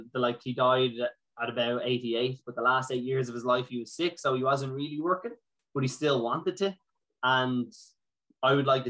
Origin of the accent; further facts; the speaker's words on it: Ashbourne, Leinster, Ireland; also born or lived in United States; my family were from like Drogheda and Athboy, but they came to Ashburn